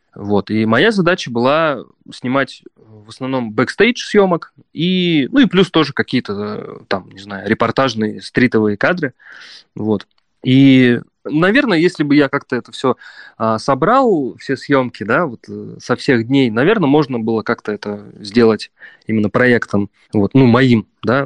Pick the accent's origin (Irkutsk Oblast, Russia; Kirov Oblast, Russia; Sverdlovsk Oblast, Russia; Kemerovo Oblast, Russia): Kemerovo Oblast, Russia; Prokopyevsk; moved away as an adult; also born or lived in Saint Petersburg / Balkans; я вернулся в свой родной город и пять лет тут живу